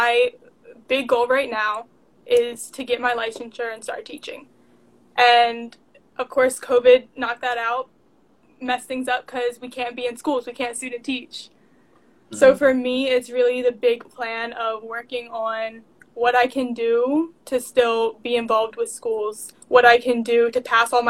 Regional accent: Maryland, United States; moved away as an adult; now in North Carolina, United States; I'm originally from Maryland, right out of DC

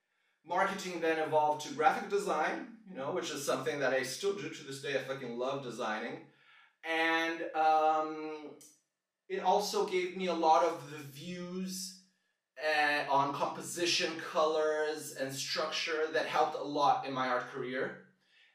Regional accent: Brazil; moved away as an adult; also born or lived in Switzerland / New Zealand; I was born in Switzerland in 1988. At 2 years old, my family relocated to New Zealand. That's where my sister was born. Shout out, Manuk. Then when I was 6 years old, the full family relocated again to Brazil.

